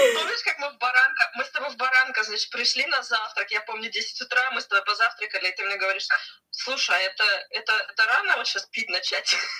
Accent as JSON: {"language": "Russian", "region": "Siberia", "country": "Russia", "moved": "yes", "lives_now": "Lima, Peru", "said": "я из Сибири"}